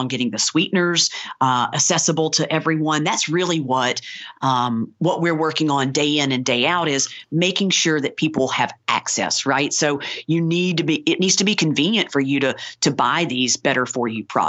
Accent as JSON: {"language": "English", "town": "Ozark", "region": "Alabama", "country": "United States", "tie": "born or raised there", "said": "I grew up in rural Alabama"}